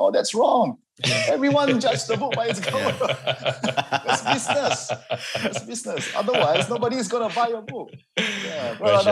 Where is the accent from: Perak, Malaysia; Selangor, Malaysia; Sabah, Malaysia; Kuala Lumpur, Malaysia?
Sabah, Malaysia; Kota Kinabalu; I was born and raised in Kota Kinabalu, Sabah, Sama Sabahan, from a Chinese background. I'm a Hakka